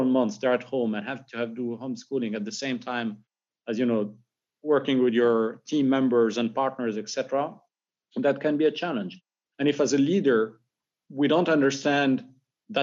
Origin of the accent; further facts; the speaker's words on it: Morocco; moved away; I'm originally from Morocco